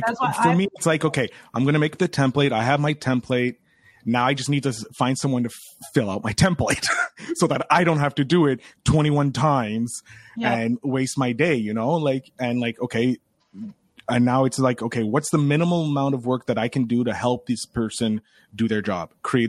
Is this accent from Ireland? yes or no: yes; Ireland; I have the gift of gab. I'm an Irishman. I kissed the Blarney Stone when I shouldn't have kissed the Blarney Stone.